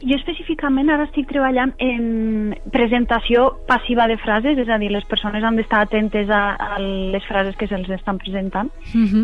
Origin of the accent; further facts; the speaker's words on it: Castelló de la Plana, Valencian Community, Spain; moved away as an adult; now in York, United Kingdom; Jo soc nascuda a Castelló de la Plana i he viscut tota, tota la vida allí